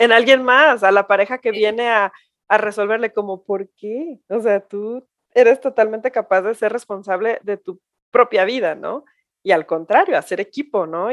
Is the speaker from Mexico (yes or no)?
yes; Mexico; ya no somos esas mexicanas de nuestras abuelas o de nuestras mamás hacia atrás